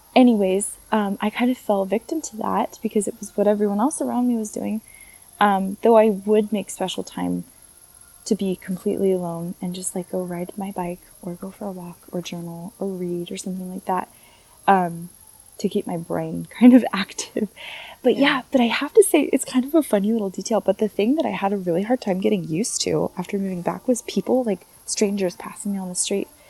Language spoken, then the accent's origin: English; United States; moved away as an adult; also born or lived in Paris region, France; now in France; I'm American. I'm proud to be an American. I love where I grew up